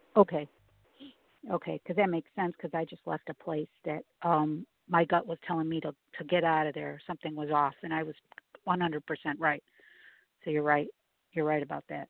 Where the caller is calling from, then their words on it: Chicago, Illinois, United States; I'm calling from Chicago.